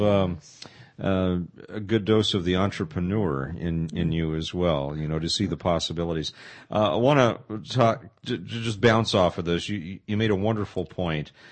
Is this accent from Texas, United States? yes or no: no; Pasadena, California, United States; moved away; when I grew up in Pasadena